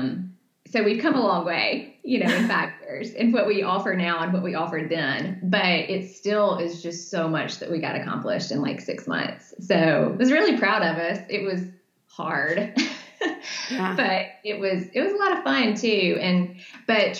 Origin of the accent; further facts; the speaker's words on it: Birmingham, Alabama, United States; I'm from Birmingham